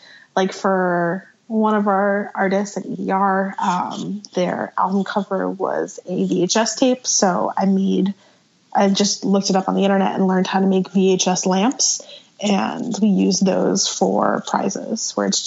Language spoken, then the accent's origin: English; Voorhees, New Jersey, United States; now in Southern California, United States; I grew up in Voorhees, New Jersey